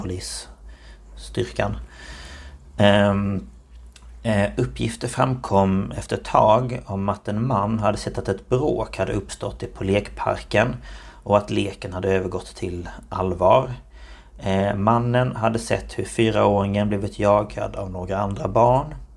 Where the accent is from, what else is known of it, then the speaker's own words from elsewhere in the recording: Markaryd, Kronoberg County, Sweden; kommer jag från Markaryd i Småland